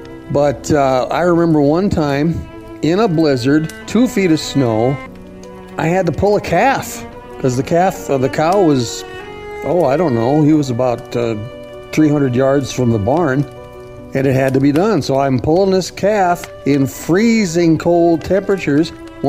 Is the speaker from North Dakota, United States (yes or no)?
yes; North Dakota, United States; now in South Dakota, United States; I grew up in North Dakota on a farm, and we had snow up there.